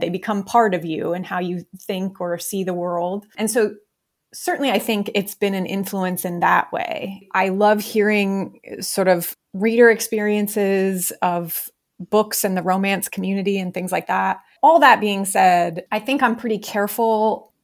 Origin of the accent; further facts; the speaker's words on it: Ohio, United States; moved away as an adult; I was born and raised in Ohio